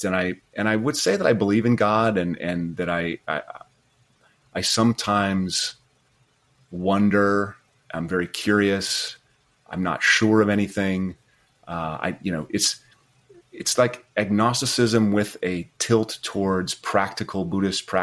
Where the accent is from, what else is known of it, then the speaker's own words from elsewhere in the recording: Rapid City, South Dakota, United States; moved away as an adult; also born or lived in Montana; I was raised in Rapid City, South Dakota.